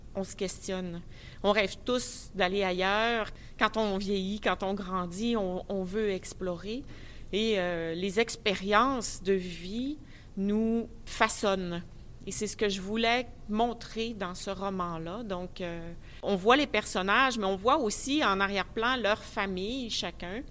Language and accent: French; Saguenay, Quebec, Canada; je suis de Saguenay, euh, à la baie